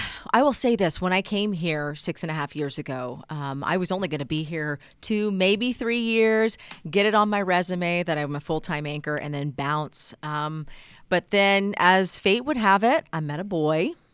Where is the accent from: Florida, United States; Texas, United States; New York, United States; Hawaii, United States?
Texas, United States; moved away as an adult; now in Utah, United States; you just grow up in Texas being very proud of being a Texan